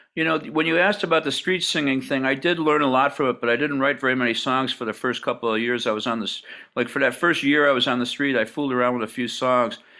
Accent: Hamburg, New York, United States; I grew up in Buffalo, south of Buffalo, in a place called Hamburg, New York

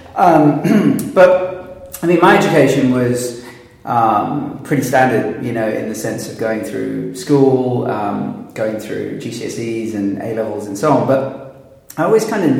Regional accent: London, United Kingdom; also born or lived in New York / Sydney; Grew up in South London in Forest Hill

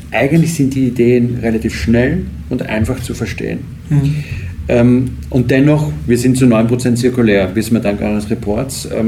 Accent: Austria; was mich sehr freut als Österreicher über Österreich.

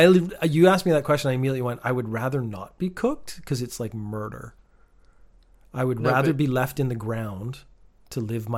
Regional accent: Canada; I'm Canadian.

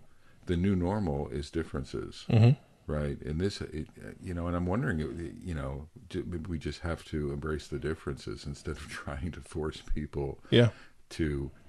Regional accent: Pennsylvania, United States; I'm a white man from central Pennsylvania. I grew up in Amish country.

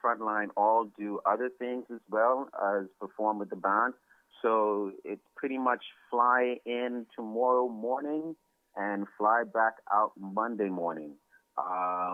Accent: Nassau, New Providence, Bahamas; I grew up right here in Nassau, which is the capital of the Bahamas

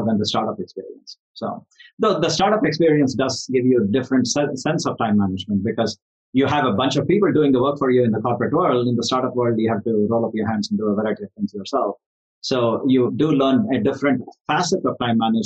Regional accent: India; moved away; I'm from India originally, and I'm involved in various charities back home

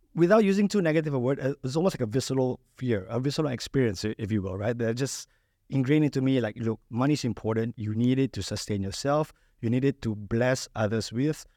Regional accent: Malaysia; moved away as an adult; now in United Arab Emirates; I'm originally from Malaysia.

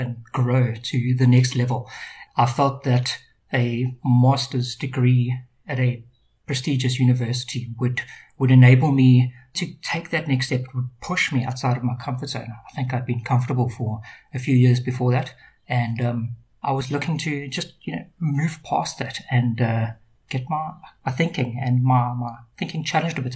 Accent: Durban, KwaZulu-Natal, South Africa; moved away as an adult; now in Cape Town, South Africa; I grew up in Durban, most of my life there, and moved down to the Cape about 10 years ago

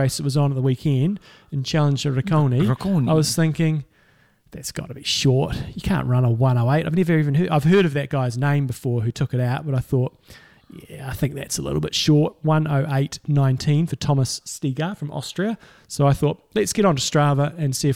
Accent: New Zealand; I'm a Kiwi

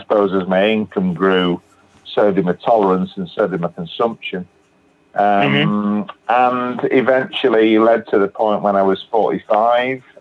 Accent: England, United Kingdom; I'm uh, from England. I live in uh, a place called Batley, which is in West Yorkshire, which is in the north of England.

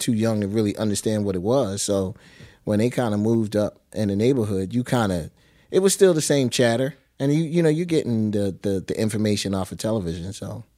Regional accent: Philadelphia, Pennsylvania, United States; I was born in West Philadelphia

